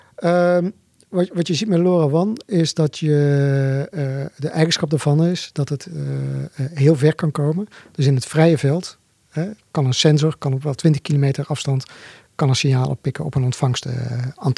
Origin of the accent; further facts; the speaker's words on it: Zundert, North Brabant, Netherlands; Wij komen uit Sundert, oh dorp, hier vlakbij